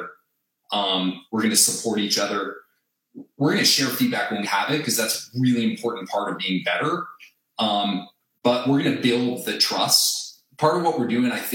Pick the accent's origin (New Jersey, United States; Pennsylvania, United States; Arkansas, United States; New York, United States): New Jersey, United States; I grew up in New Jersey